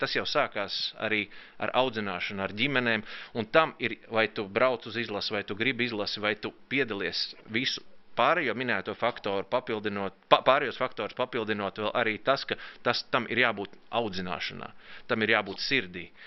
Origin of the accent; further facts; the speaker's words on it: Latvia; mēs esam latvieši